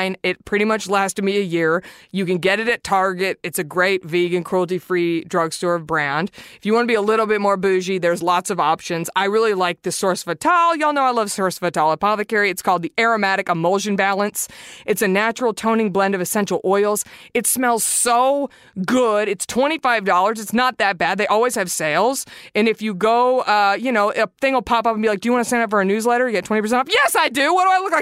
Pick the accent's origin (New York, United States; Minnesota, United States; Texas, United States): Texas, United States; Garland; 75043, which is like my hometown zip code, Garland, Texas